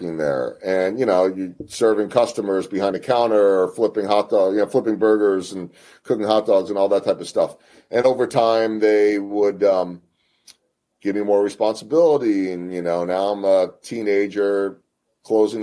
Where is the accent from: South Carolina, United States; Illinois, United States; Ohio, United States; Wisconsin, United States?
Illinois, United States; Chicago; also born or lived in Philadelphia, Pennsylvania; now in Kansas City, United States; my hometown of Chicago or my original hometown of Philadelphia